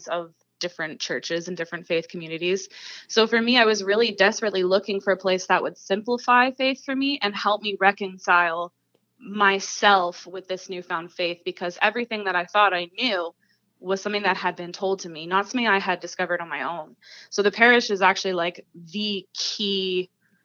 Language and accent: English; Huntsville, Ontario, Canada; now in Peterborough, Canada; this small town version of it that I grew up surrounded by in Huntsville